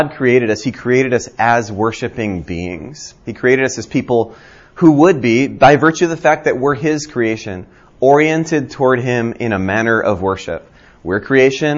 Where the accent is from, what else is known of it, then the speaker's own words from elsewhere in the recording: Hawaii, United States; now in Birmingham, Alabama, United States; I grew up in Hawaii and thought I was Asian until I left Hawaii.